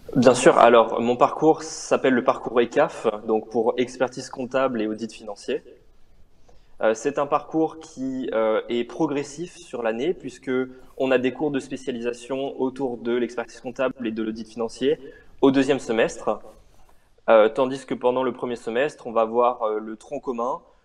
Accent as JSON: {"language": "French", "town": "Montpellier", "region": "Occitania", "country": "France", "tie": "born or raised there", "moved": "as an adult", "lives_now": "Grenoble, France", "said": "je suis originaire de Montpellier."}